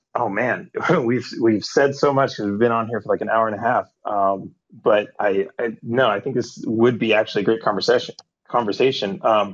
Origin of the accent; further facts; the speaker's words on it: Canada; I'm a Canadian who lives in Canada